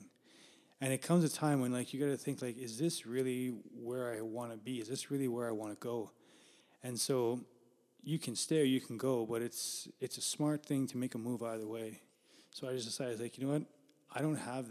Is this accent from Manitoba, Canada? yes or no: yes; Winnipeg, Manitoba, Canada; born and raised in Winnipeg and lived here for, I've always been here, but I've lived in different places too.